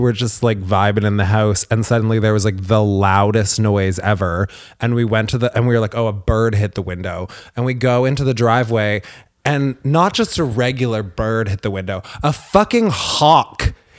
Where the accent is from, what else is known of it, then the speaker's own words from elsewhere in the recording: Ireland; I'm Irish.